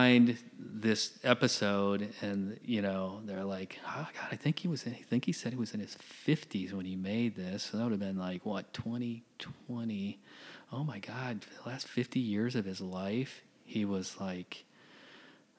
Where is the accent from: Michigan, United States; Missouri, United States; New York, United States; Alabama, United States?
Michigan, United States; moved away; I grew up in Michigan.